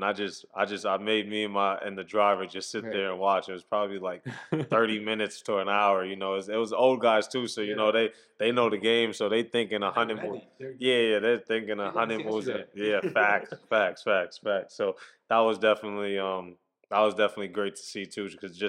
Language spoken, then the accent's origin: English; Queens, New York, United States; I'm from Queens, so St. John's is no more than 20 minutes from my house, you know.